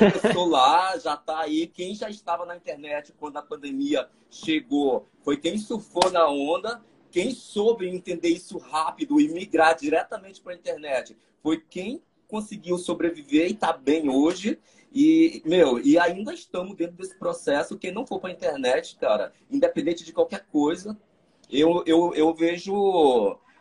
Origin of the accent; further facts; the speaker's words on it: Maranhão, Brazil; Sou maranhense.